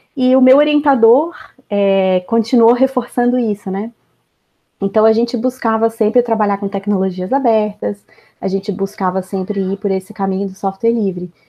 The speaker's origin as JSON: {"language": "Portuguese", "country": "Brazil", "also_born_or_lived": "Belgium", "moved": "as an adult", "said": "eu era brasileira"}